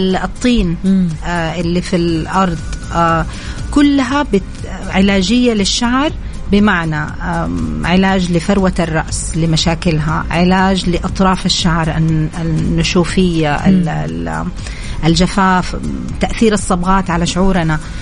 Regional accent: Saudi Arabia; فكنت أنا تقريبا الوحيدة السعودية في هذا المجال

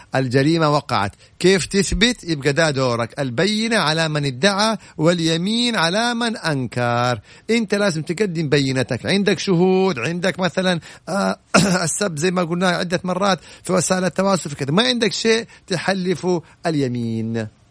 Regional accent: Saudi Arabia; انا سعودي وافتخر انه سعودي

